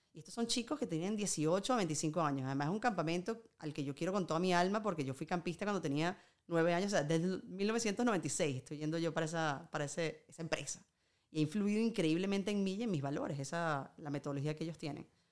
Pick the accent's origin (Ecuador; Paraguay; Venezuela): Venezuela; now in Spain